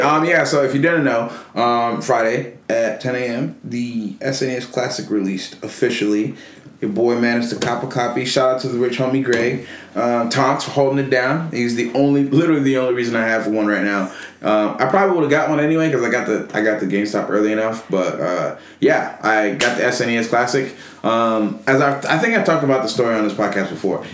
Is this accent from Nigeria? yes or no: yes; Nigeria; I'm Nigerian.